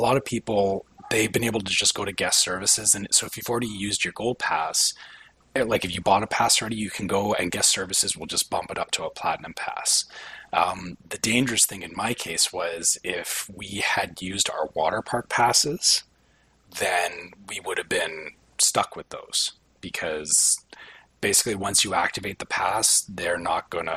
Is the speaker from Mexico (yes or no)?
no; Canada; being Canadian